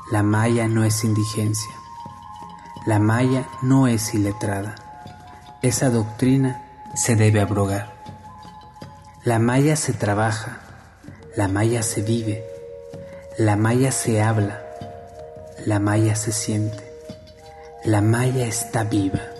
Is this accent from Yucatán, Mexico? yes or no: yes; Tixcacalcupul, Yucatán, Mexico; Soy originario de Tixcacalcupul, Yucatán.